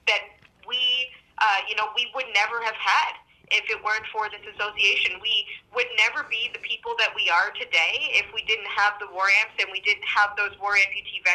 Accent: Norwood, Ontario, Canada; now in Ottawa, Canada; when I was at home in Norwood, I did, go to the cenotaph

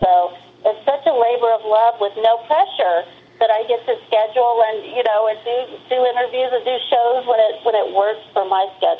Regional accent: the South, United States; I grew up in the South

